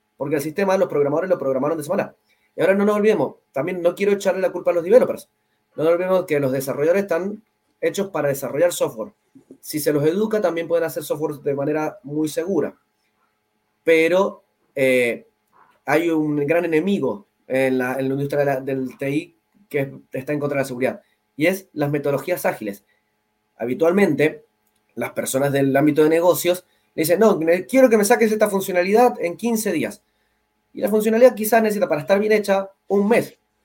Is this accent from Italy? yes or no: no; Mendoza, Argentina; Yo vengo de Mendoza, Argentina